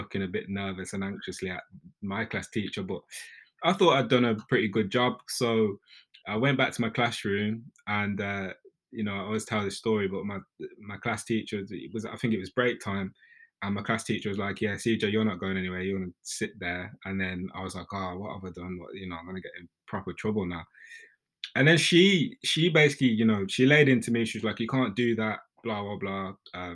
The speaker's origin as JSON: {"language": "English", "town": "Birmingham", "region": "West Midlands", "country": "United Kingdom", "tie": "born or raised there", "also_born_or_lived": "London", "moved": "as an adult", "said": "I grew up in a council estate in Birmingham, so you can probably tell from my accent"}